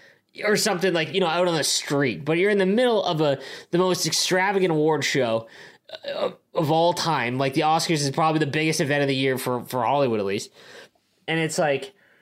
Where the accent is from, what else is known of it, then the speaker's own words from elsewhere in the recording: Canada; as a Canadian